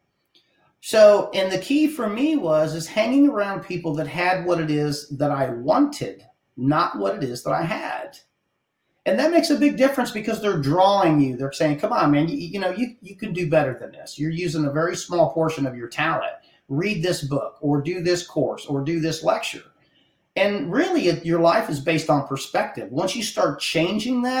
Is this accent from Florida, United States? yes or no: no; Hill Country, Ohio, United States; moved away as an adult; now in South Texas, United States; I'm from the Hill Country in Ohio. I was born and raised up there